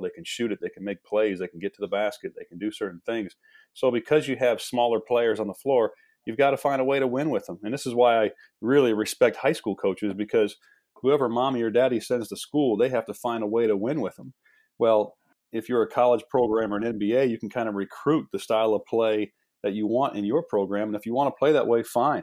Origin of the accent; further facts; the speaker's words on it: Midwest, United States; moved away as an adult; also born or lived in East Coast; I'm from the Midwest